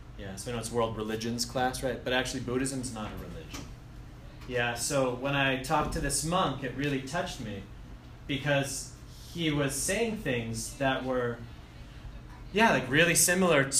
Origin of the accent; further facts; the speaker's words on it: Andover, Massachusetts, United States; moved away as an adult; Originally, I'm from Andover, so I went to Bancroft and Doherty High School